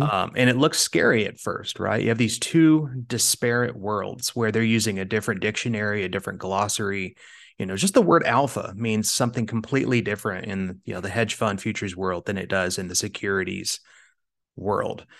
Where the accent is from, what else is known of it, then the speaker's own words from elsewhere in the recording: Kansas, United States; moved away as an adult; now in Arizona, United States; I grew up in Kansas, uh, and I moved out to sunny Arizona.